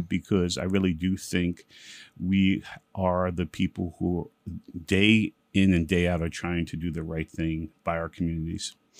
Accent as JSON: {"language": "English", "town": "New York City", "region": "New York", "country": "United States", "tie": "born or raised there", "also_born_or_lived": "Bedford-Stuyvesant, Brooklyn / Williamsburg, Brooklyn", "said": "mostly I grew up in East New York and Brooklyn"}